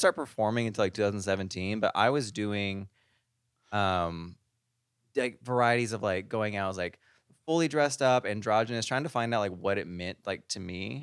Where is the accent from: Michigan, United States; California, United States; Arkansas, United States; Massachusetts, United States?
Arkansas, United States; moved away as an adult; now in Las Vegas, United States; I'm from Arkansas. We're uncultured.